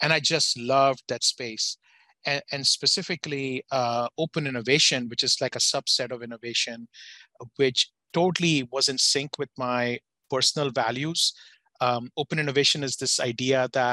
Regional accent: India; moved away as an adult; now in United States; I grew up in India. I'm from a business family in India

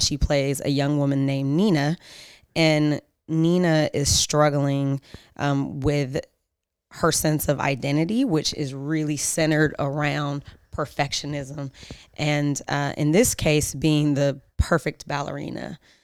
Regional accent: Oakland, California, United States; also born or lived in Philadelphia; I'm from Oakland, grew up in Oakland. I was born in Philly, but came here when I was a baby

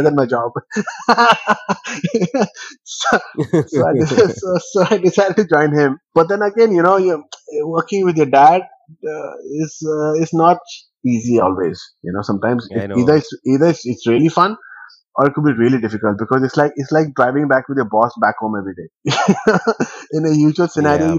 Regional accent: West Bengal, India; now in Delhi, India; So technically I'm a South Indian, though I live in Delhi, and I was born in West Bengal

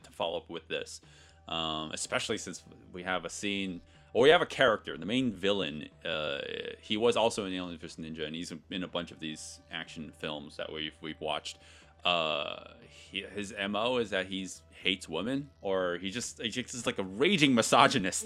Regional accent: United States; being an American

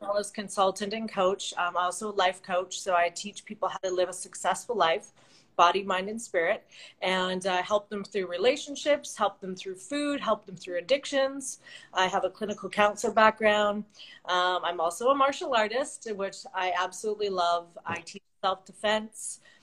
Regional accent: Vancouver, British Columbia, Canada; moved away as an adult; now in Los Angeles, United States; I'm uh, originally from Vancouver, BC, Canada. So I am a Canadian, A, as everybody always says

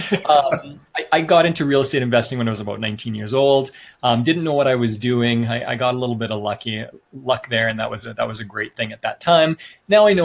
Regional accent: Canada; moved away as an adult; also born or lived in Sweden / China

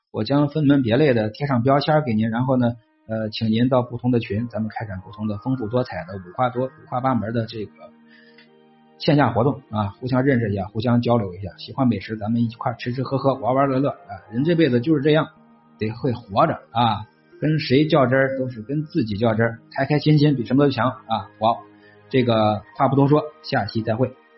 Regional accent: China; accent: Hebei-Tianjin-Beijing mixed accent; 我其实是带点儿这个河北、天津、北京这个三地，我是三地版的口音

